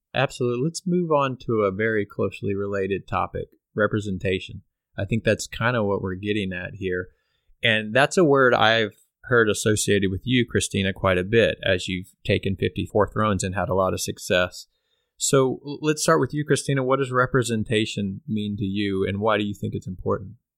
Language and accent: English; Pflugerville, Texas, United States; moved away; Pflugerville, Texas, which is a suburb of Austin, Texas, where we all grew up.